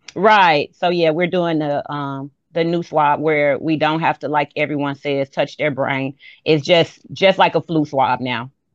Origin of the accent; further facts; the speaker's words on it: Chicago, Illinois, United States; moved away as an adult; now in Macon, United States; I am from Chicago.